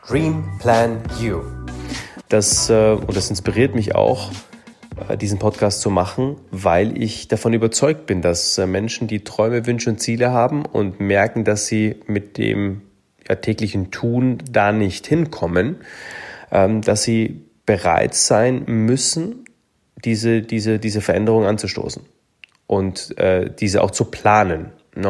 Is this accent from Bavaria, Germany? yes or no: yes; Munich, Bavaria, Germany; Ich bin in München groß geworden